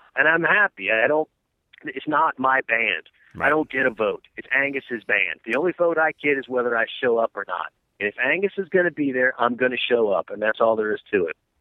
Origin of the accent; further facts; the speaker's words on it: Atlanta, Georgia, United States; I'm from Atlanta, Georgia